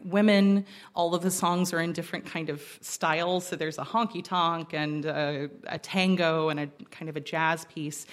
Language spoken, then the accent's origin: English; Rome, Georgia, United States; From the mountains above Atlanta, Georgia, a little place called Rome, Georgia.